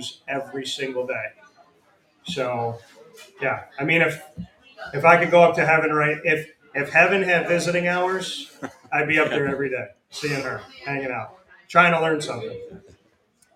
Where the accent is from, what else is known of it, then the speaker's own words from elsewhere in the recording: Syracuse, New York, United States; grew up, born and raised, obviously, here, so Syracuse, I love